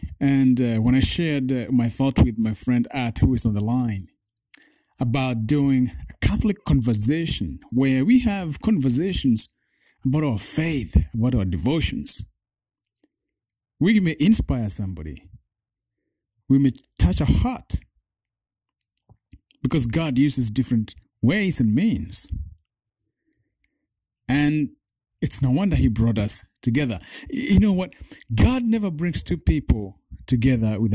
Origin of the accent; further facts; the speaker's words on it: Kenya; now in United States; I grew up in Kenya, in a village